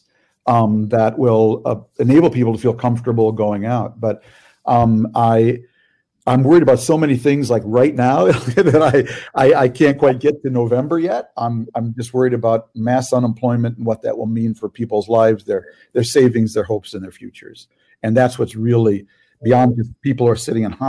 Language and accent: English; Minnesota, United States; I'm from Minnesota